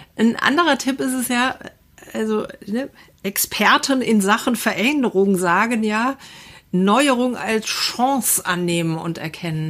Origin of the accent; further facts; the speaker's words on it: Assenheim, Hesse, Germany; Wir hatten ja bei uns in Assenheim so, ein, so eine kleine Fläche in the middle of nowhere